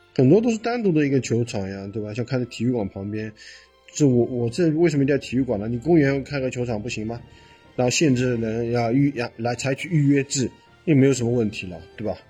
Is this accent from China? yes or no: yes; Shanghai, China; 我上海人佘山也没去过